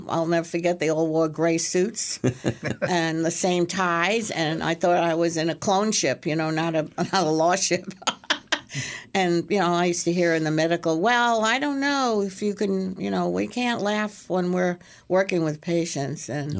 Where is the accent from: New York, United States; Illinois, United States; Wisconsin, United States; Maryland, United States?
New York, United States; Brooklyn; I love jazz. I grew up with it in New York and Brooklyn.